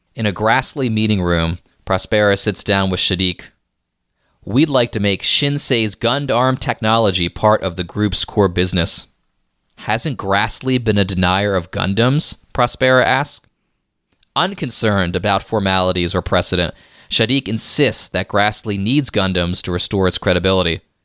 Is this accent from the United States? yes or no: yes; United States; I'm an American here